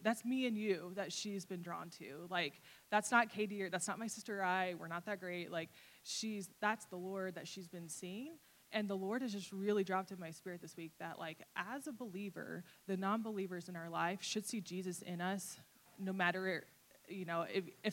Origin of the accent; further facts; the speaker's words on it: Fort Wayne, Indiana, United States; moved away; I went back home to visit my family. I'm from Fort Wayne, Indiana area